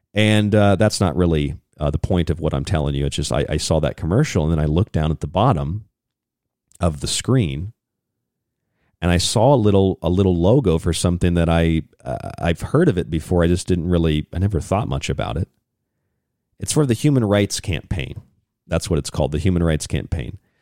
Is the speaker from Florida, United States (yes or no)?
yes; St. Petersburg, Florida, United States; I'm from St. Petersburg, Tampa Bay, Florida